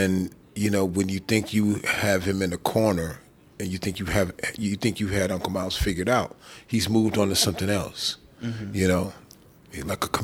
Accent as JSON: {"language": "English", "town": "Chicago", "region": "Illinois", "country": "United States", "tie": "born or raised there", "said": "My dad used to have parties in Chicago. I grew up in Chicago"}